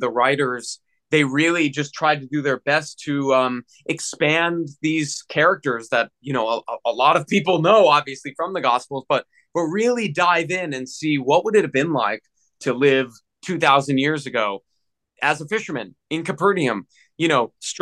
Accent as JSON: {"language": "English", "country": "United States", "also_born_or_lived": "Tempe, Arizona", "said": "I'm from the States."}